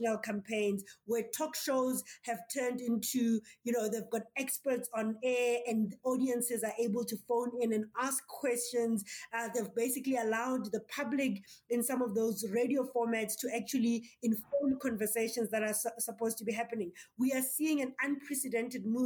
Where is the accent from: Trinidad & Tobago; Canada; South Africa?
South Africa